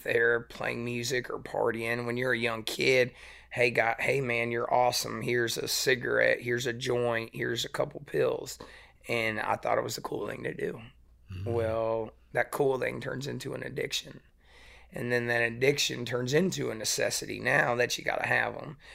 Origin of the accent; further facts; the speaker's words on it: East Tennessee, United States; also born or lived in West Michigan / Pigeon Forge / Gatlinburg; I grew up in East Tennessee